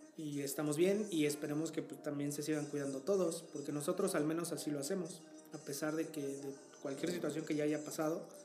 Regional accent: Tehuacán, Puebla, Mexico; mi ciudad natal

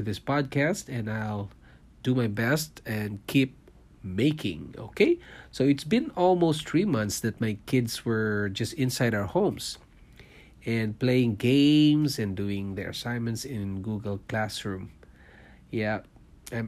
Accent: Philippines; moved away as an adult; also born or lived in Singapore; now in Canada; I was born in Philippines. I'm a Filipino and I worked in Singapore for 5 years, leaving my family behind in Philippines.

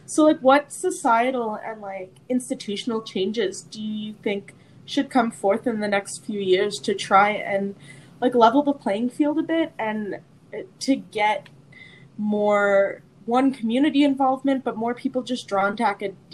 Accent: Newfoundland and Labrador, Canada; I'm from Newfoundland, and we had the Beothuk population there.

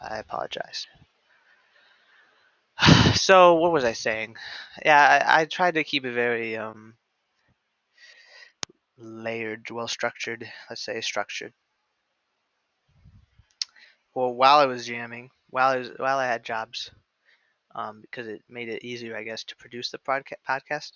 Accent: Midwest, United States; I'm from the Midwest.

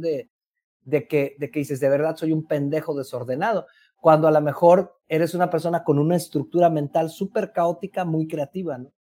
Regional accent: Mexico; los mexicanos somos

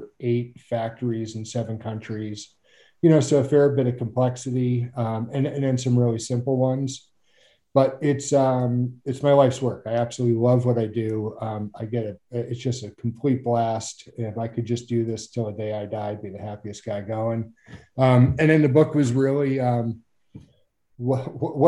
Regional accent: Mandeville, Louisiana, United States; moved away as an adult; also born or lived in upstate New York / Alaska; I grew up in Mandeville, Louisiana, outside New Orleans

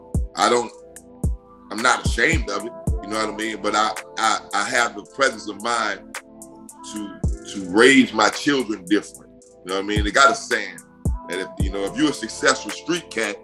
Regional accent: the South, United States; I'm from the South

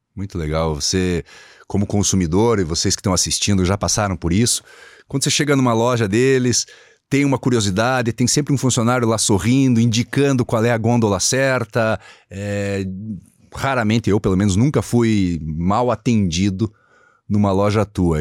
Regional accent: Curitiba, Paraná, Brazil; Eu sou nascido e criado em Curitiba

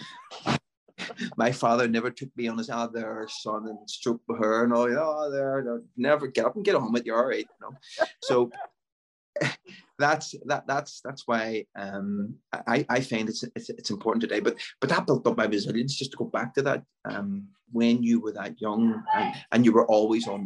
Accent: Belfast, Northern Ireland, United Kingdom; I grew up in Lanadoon, and it was a sort of inner city area

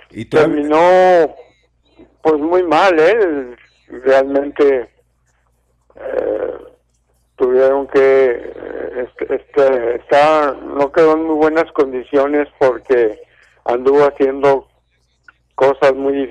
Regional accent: Estación Rosario, Durango, Mexico; yo nací en Estación Rosario Durango. Mi abuelo era jefe de estación ahí

